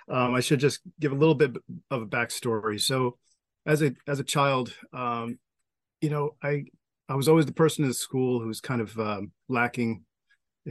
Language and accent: English; Long Island, New York, United States; born or raised there